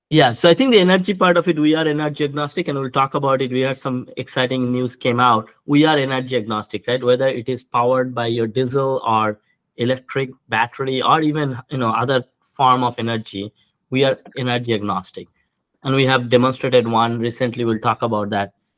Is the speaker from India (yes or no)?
yes; India; moved away as an adult; now in United States; I grew up in India